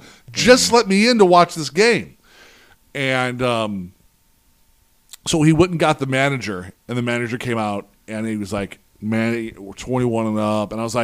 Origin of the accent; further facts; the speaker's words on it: St. Louis, Missouri, United States; when I come home for breaks and summer vacation, my job was I worked at a now defunct sports apparel store that was in tons of malls in St. Louis